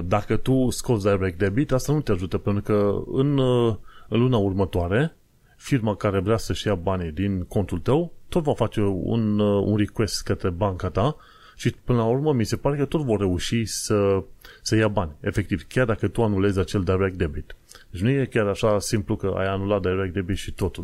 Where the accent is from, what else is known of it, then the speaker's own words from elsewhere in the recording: Romania; now in London, United Kingdom; noi ca români